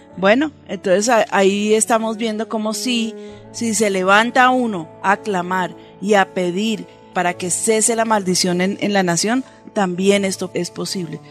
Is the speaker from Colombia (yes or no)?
yes; Colombia